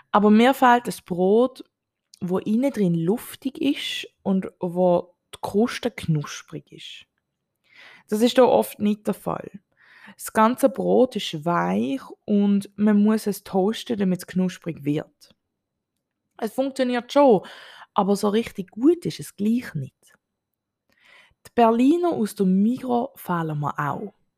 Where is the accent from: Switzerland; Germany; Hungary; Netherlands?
Switzerland; moved away as an adult; now in Bali, Indonesia; Als Schweizerin